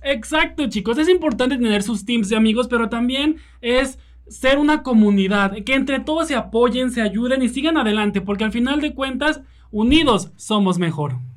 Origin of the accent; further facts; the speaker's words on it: Mexico; Como buenos mexicanos que somos